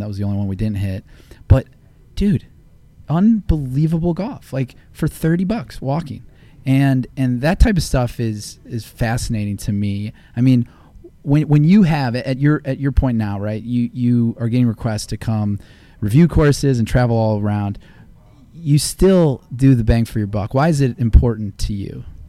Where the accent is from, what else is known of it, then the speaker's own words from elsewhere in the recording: Akron, Ohio, United States; moved away; I'm a transplant. You know, I grew up in Akron, Ohio